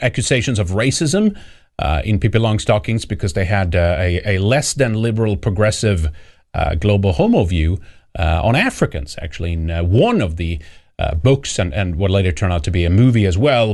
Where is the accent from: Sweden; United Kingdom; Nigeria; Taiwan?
Sweden; also born or lived in Gothenburg; now in United States; I'm, I'm in the U S right now, but I, uh, I am from Sweden.